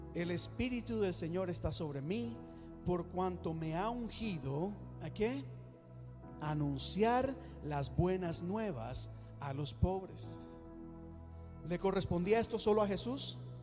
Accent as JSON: {"language": "Spanish", "country": "Costa Rica", "said": "Yo soy de Costa Rica"}